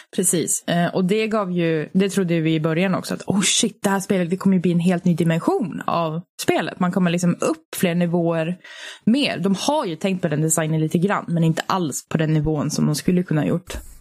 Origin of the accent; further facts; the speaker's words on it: Sweden; vi är ju svenskar